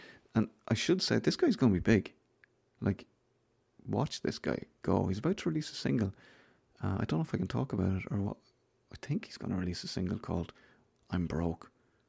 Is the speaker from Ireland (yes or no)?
yes; Newbridge, County Kildare, Ireland; because I'm from Newbridge and he's from Newbridge.